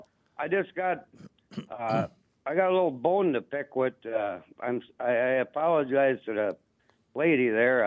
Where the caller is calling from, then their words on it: Bangor, Wisconsin, United States; I am calling from Bangor, Wisconsin, right in the middle of the country.